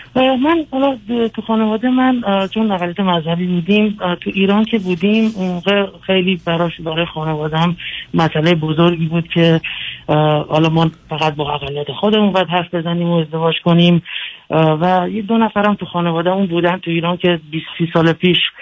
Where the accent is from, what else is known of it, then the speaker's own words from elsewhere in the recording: United States; also born or lived in Iran; من اینجا تو آمریکا بزرگ شدم